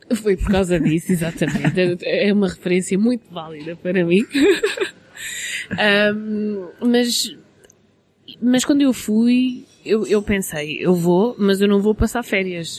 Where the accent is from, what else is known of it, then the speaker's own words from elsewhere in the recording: Portugal; now in London, United Kingdom; nós somos de Portugal, somos latinos